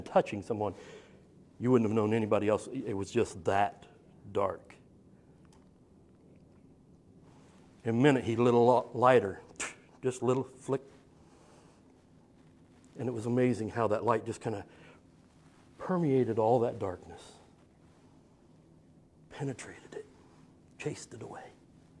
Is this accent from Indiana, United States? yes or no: yes; Summitville, Indiana, United States; also born or lived in Marion, Indiana; I grew up in Indiana.